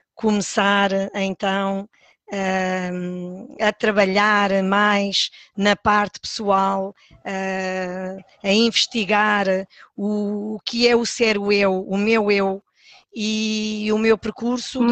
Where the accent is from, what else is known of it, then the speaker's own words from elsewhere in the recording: Palmela, Setúbal, Portugal; moved away as an adult; now in São Miguel, Azores, Portugal; sou natural de, de, do Conselho de Palmela